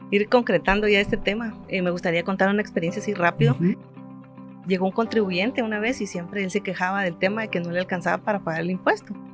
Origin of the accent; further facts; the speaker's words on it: Guatemala; me hace sentirme parte como guatemalteca, así que me siento contenta y eso pues afianza, ¿verdad? Mi identidad y lo que soy